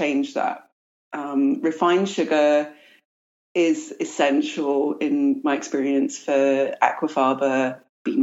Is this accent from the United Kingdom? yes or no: yes; London, United Kingdom; now in United States; I was raised in London